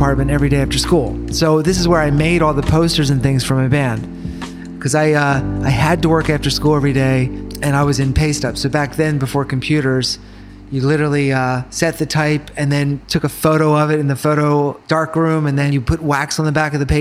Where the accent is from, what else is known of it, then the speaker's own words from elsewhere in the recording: United States; I went to New Zealand as an American